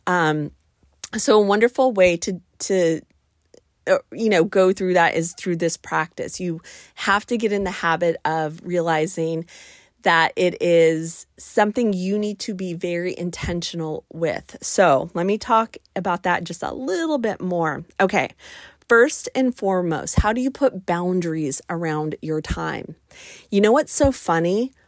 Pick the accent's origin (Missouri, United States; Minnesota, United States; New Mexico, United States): New Mexico, United States; Albuquerque; moved away; I am from the Mountain West. I'm from Albuquerque, New Mexico.